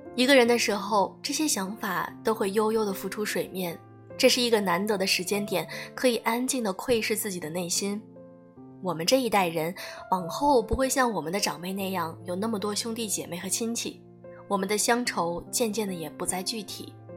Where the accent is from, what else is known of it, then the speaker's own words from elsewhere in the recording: Beijing, China; 作为北京人，我还挺羡慕周遭的朋友们，因为他们有故乡啊